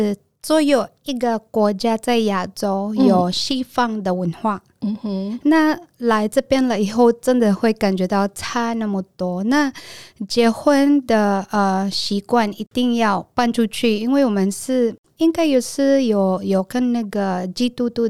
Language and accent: Chinese; Taiwan; 所以像我们台湾人，我是英文老师